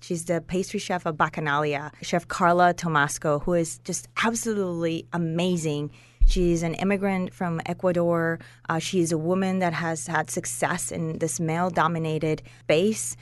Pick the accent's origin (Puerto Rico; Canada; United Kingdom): Puerto Rico; moved away as an adult; also born or lived in Norcross, Georgia; now in Atlanta, United States; I grew up and I was raised in Puerto Rico. I've been living in Atlanta